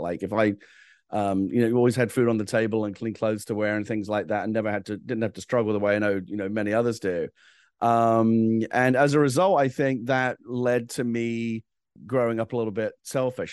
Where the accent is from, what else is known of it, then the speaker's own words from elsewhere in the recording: England, United Kingdom; I'm from England